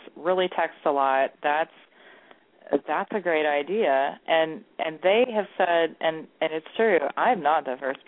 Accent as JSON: {"language": "English", "region": "Texas", "country": "United States", "moved": "yes", "lives_now": "Columbus, United States", "said": "I'm Texan"}